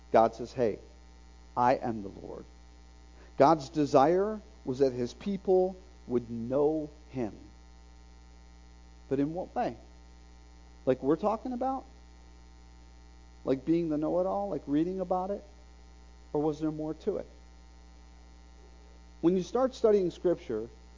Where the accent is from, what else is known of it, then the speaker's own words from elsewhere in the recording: Bradenton, Florida, United States; now in Oak Ridge, United States; That's Bradenton, Florida, my hometown